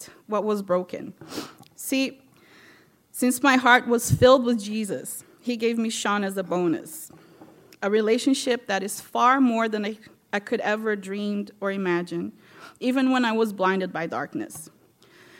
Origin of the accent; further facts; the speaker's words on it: Brazil; moved away as an adult; now in United States; I'm from Brazil, and I came here when I was 20